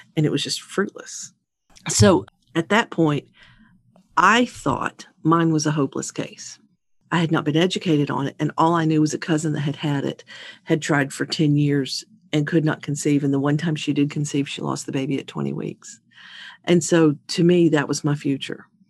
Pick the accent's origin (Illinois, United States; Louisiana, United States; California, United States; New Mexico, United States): Louisiana, United States; Baton Rouge; I am from Baton Rouge, Louisiana